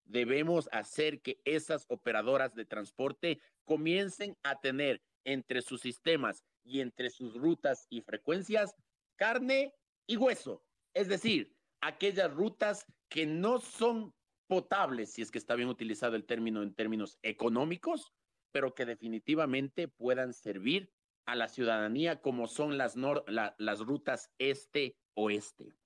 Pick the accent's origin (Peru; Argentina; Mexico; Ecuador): Ecuador; Quito, Pichincha; haber crecido en el sur, en el barrio La Magdalena, y ahora desarrollarme en el norte, en Ponciano, donde, donde yo vivo.